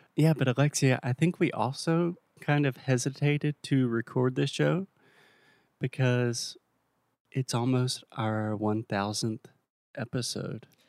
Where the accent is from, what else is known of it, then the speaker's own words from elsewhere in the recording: South Carolina, United States; now in Portugal; my home state of South Carolina